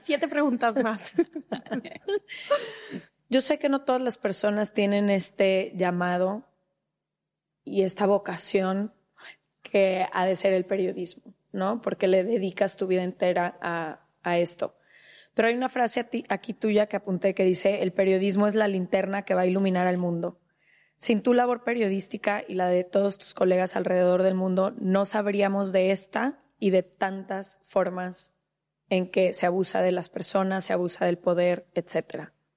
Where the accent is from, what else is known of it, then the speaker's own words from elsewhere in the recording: Mexico; yo como mexicana